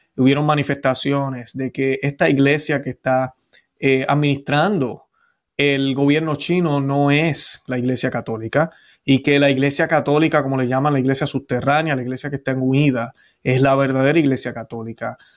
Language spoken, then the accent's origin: Spanish; Puerto Rico; Yo no dejé de ser puertorriqueño